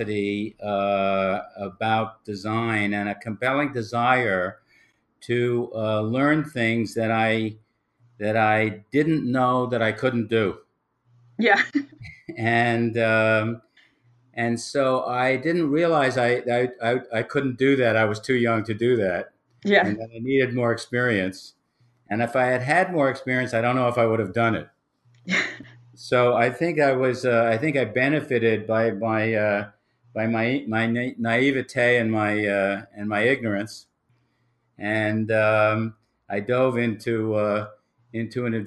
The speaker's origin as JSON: {"language": "English", "town": "New York City", "region": "New York", "country": "United States", "tie": "born or raised there", "said": "I was raised in New York City"}